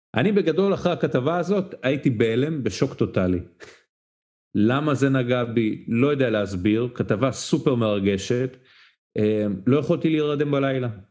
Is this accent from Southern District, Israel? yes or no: yes; Ashkelon, Southern District, Israel; אני בן 23, אשקלוני במקור.